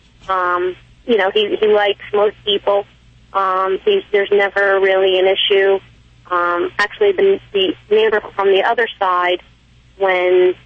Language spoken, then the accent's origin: English; New Jersey, United States; Born and raised Jersey